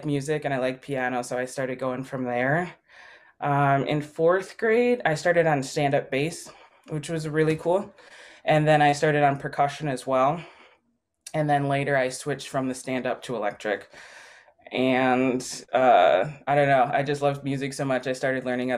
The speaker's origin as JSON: {"language": "English", "town": "Milwaukee", "region": "Wisconsin", "country": "United States", "tie": "born or raised there", "said": "I was born in Milwaukee"}